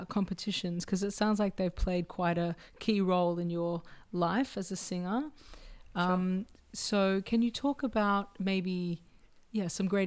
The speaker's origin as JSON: {"language": "English", "country": "Australia", "tie": "born or raised there", "moved": "yes", "said": "growing up in Australia"}